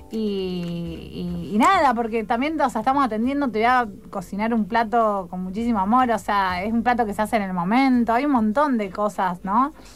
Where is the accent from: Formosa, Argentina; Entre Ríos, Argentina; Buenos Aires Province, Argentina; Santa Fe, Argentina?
Santa Fe, Argentina; Rufino; now in Rosario, Argentina; soy de Rufino